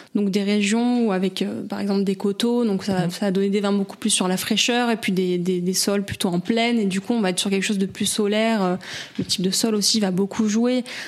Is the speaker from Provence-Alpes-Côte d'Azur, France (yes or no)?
yes; Avignon, Provence-Alpes-Côte d'Azur, France; moi, je suis native du Vaucluse. Euh, je suis née à Avignon